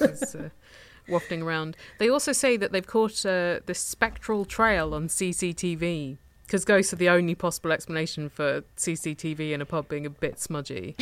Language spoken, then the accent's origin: English; Tunbridge Wells, South East England, United Kingdom; my hometown of Tunbridge Wells